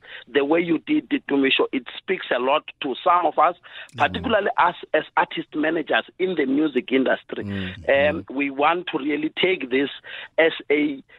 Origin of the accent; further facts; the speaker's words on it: Sekhukhune, Limpopo, South Africa; I come from Skukune